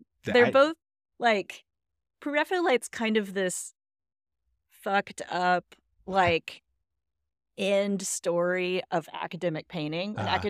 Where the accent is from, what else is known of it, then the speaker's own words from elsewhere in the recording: Southwest, United States; And also I'm from the Southwest.